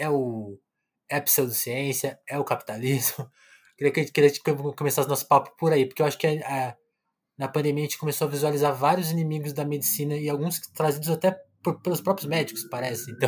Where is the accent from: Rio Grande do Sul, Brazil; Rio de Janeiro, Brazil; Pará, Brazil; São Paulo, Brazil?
São Paulo, Brazil; moved away; also born or lived in Ceará; Eu sou paulistano, eu sou de São Paulo